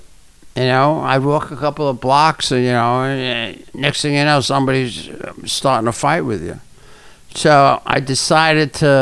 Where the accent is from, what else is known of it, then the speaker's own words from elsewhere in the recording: New York City, New York, United States; I'm from the Bronx